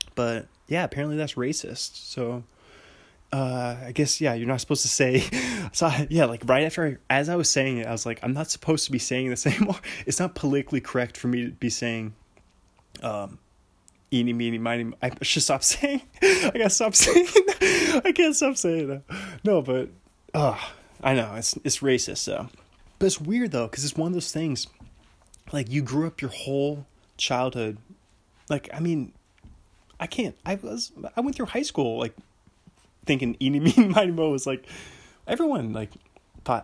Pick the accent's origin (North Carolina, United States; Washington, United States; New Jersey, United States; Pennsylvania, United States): Washington, United States; Seattle; moved away as an adult; now in Pullman, United States; growing up in Seattle